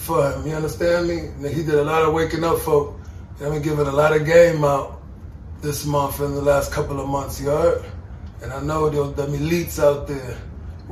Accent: New York City, New York, United States; But we're from New York City

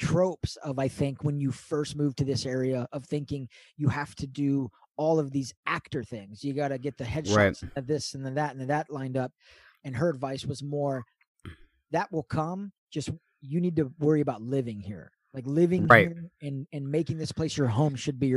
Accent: California, United States; I've grown up in California my whole life

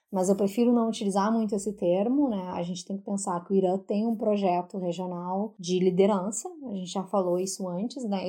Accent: Brazil; sendo brasileiros

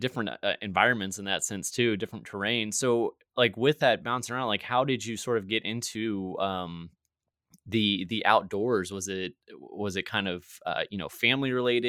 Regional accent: Virginia, United States; moved away; I'm actually originally from Virginia on the East Coast

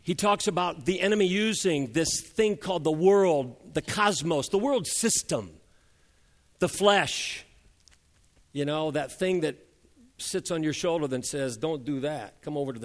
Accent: United States; us Americans have learned to speak English

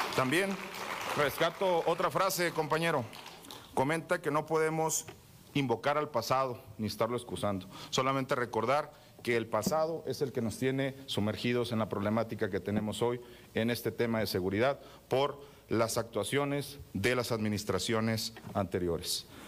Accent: Mexico; como mexicanos

